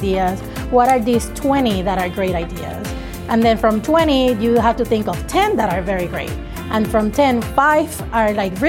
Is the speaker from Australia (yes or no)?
no; Puerto Rico; moved away; I'm originally from Puerto Rico.